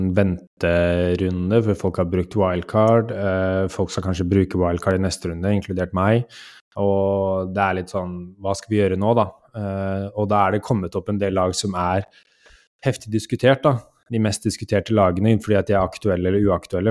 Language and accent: Norwegian; Norway; vi er nordmenn